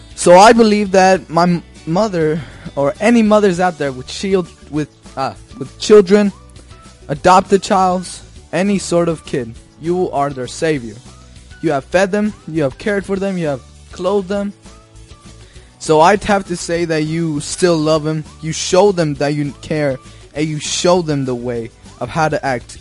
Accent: Denver, Colorado, United States; I was born in the United States in Denver, Colorado. That's my hometown.

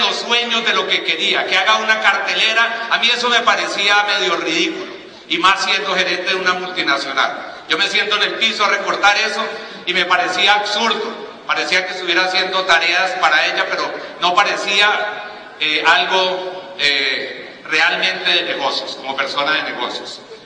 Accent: Cali, Valle del Cauca, Colombia; Yo soy de Cali

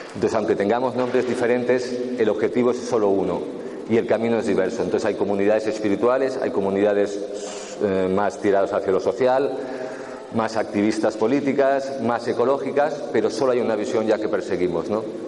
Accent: Catalonia, Spain; como soy catalán

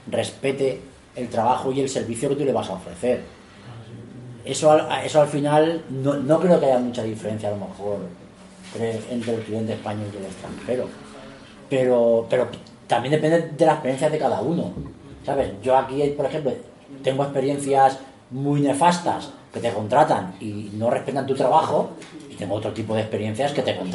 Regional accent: Spain; tan serio podemos ser nosotros como un alemán, pero hay determinadas, no sé, que tenemos un criterios que, que, nos echan encima y decir, el español no es fiable y tal.

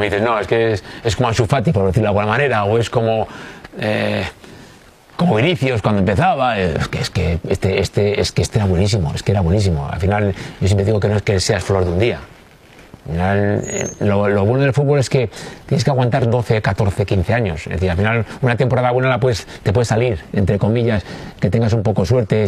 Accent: Bilbao, Basque Country, Spain

